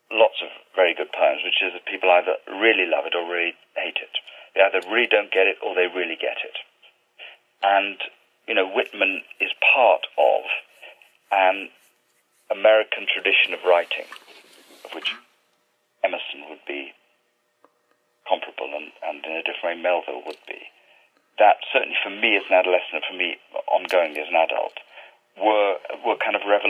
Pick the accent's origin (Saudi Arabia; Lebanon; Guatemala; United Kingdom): United Kingdom; England; as an English Jew, an attempt to sort of disidentify from being English or being British